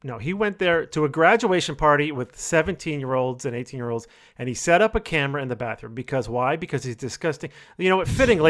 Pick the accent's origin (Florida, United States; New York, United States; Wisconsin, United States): New York, United States; I'm from New York as well